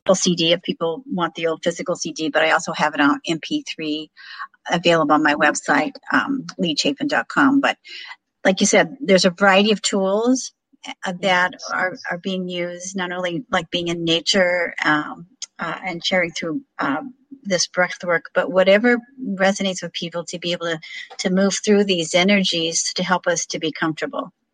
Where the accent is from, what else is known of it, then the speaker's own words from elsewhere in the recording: Illinois, United States; moved away; my hometown of illinois